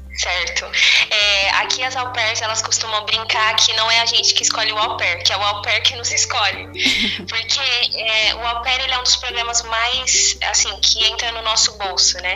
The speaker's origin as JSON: {"language": "Portuguese", "country": "Brazil", "moved": "as an adult", "lives_now": "United States", "said": "a gente é do Brasil"}